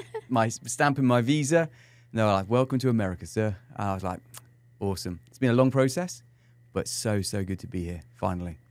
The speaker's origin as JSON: {"language": "English", "region": "England", "country": "United Kingdom", "moved": "yes", "lives_now": "San Antonio, United States", "said": "as an Englishman here in San Antonio, my USP is the fact that I'm English"}